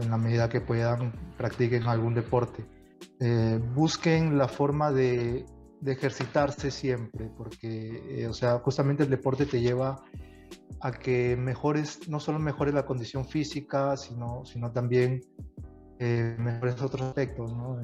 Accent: Tumbes, Peru; moved away as an adult; yo regresé a, a de donde soy, de Tumbes. Bueno, eh, mis padres, mi familia es de Tumbes y yo me crié en Tumbes

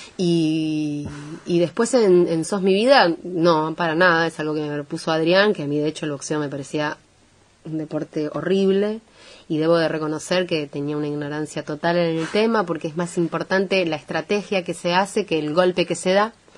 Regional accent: Montevideo, Uruguay; now in Argentina; esencialmente provengo del Cerro de Montevideo

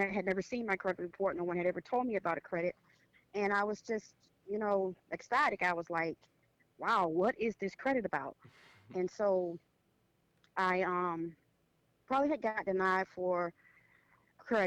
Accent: Orlando, Florida, United States; I am from Orlando, Florida

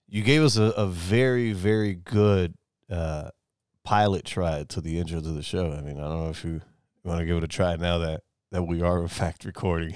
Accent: New York, United States; moved away; I'm from New York, right? Well, I'm originally from New York.

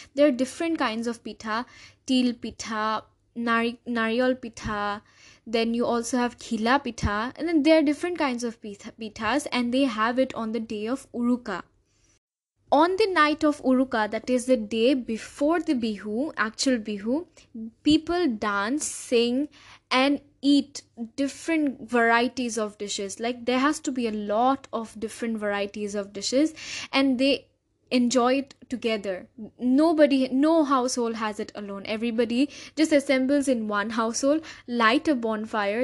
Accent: Assam, India; I'm from Assam

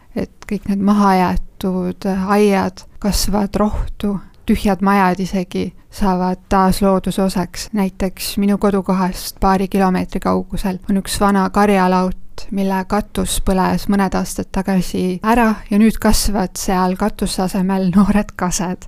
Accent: Jõgeva County, Estonia; ma olen maal sündinud ja kasvanud ning elan praegugi Jõgevamaa metsade keskel.

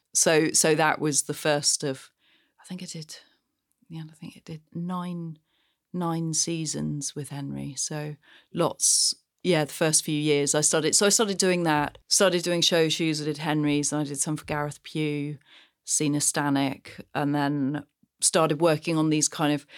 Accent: Gloucestershire, South West England, United Kingdom; I grew up on the side of a very windy little hill in Gloucestershire

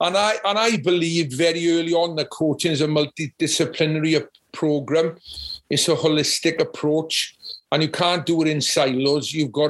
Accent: Llanelli, Wales, United Kingdom; because I came from Llanelli, which is a top level of rugby, and played for Wales

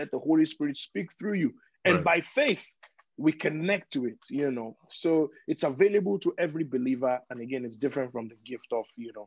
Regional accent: Nigeria; I am Nigerian

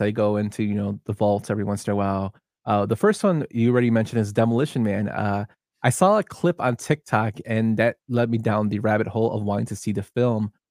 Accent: Chicago, Illinois, United States; we're both from Chicago

